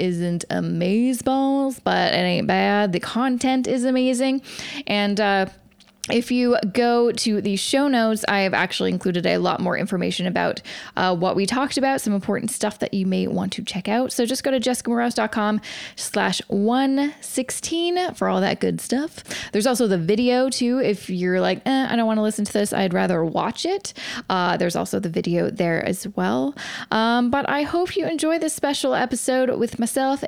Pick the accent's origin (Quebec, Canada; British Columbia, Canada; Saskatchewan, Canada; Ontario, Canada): British Columbia, Canada; Vancouver; in Vancouver, my hometown